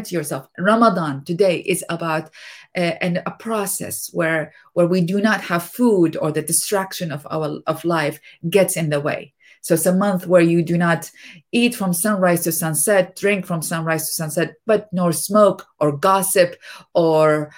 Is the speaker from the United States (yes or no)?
no; Iraq; moved away; as a youngster growing up in Iraq